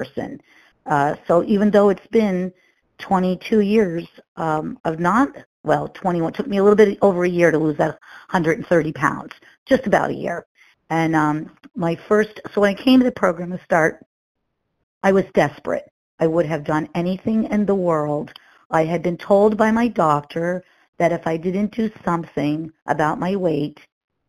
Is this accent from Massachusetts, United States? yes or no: yes; Massachusetts, United States; I'm from Massachusetts